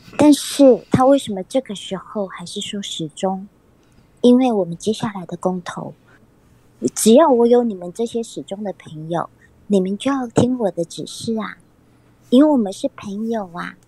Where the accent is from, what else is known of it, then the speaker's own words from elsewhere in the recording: Taiwan; 对，就是我们台湾人，就是他们博感情啊，博感情，不是都是用这一套吗？